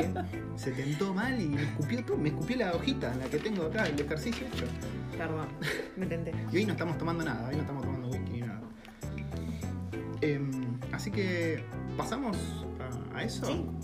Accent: Argentina; first language Spanish; moved away as an adult; now in New Zealand; es nuestro idioma natal, entonces todo se simplifica pensás en argentino, te, expresás en argentino

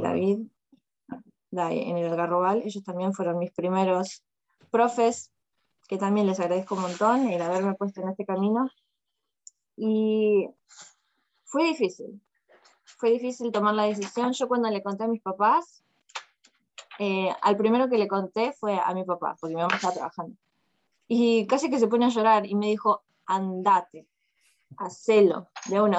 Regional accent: Longchamps, Buenos Aires Province, Argentina; moved away as an adult; also born or lived in China; now in Moscow, Russia; soy de, de Longchamps, de zona sur, Buenos Aires, zona sur. Longchamps, de rayo de sol. Ese es mi barrio

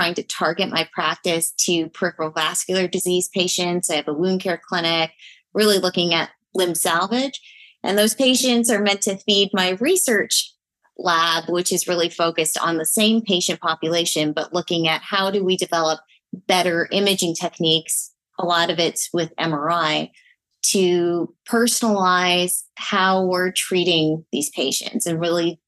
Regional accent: Toronto, Ontario, Canada; moved away; I'm from Toronto, Canada. Miguel always makes fun of my accent.

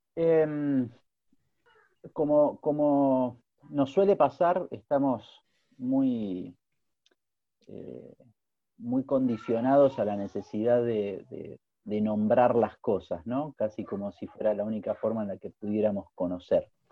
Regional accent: Buenos Aires, Argentina; moved away as an adult; now in Austria; soy un río platense, porteño, que nació en 1976

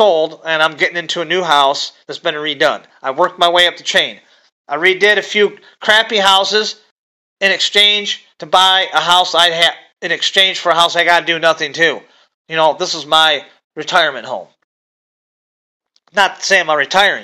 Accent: Michigan, United States; I'm from Michigan

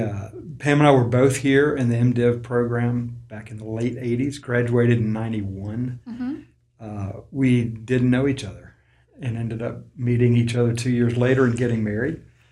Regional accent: Georgia, United States; I am from Georgia, live in Columbus, Georgia

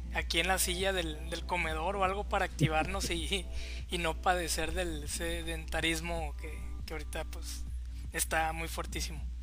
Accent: Mexico; a nosotros como mexicanos

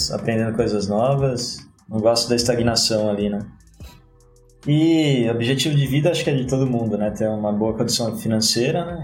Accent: Jundiaí, São Paulo, Brazil; Sou de Jundiaí, criado em Jundiaí. E agora eu tô com os planos de mudar de Jundiaí.

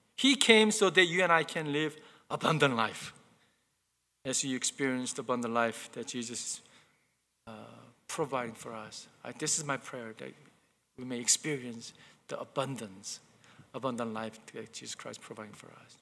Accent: South Korea; moved away; I remember growing up, growing up in Korea, uh, my mom used to buy me brand new clothes

